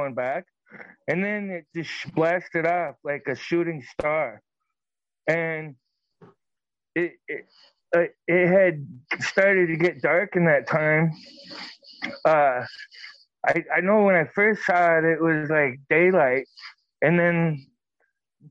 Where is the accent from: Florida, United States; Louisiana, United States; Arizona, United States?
Arizona, United States; moved away as an adult; now in Minnesota, United States; I'm from Arizona. I was raised there